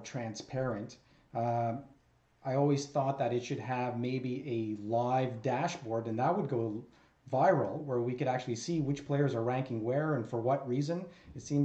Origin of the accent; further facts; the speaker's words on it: Canada; Us being Canadian